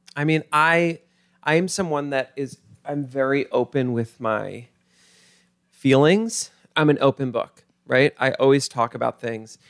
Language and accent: English; Mount Kisco, New York, United States; Grew up in Mount Kisco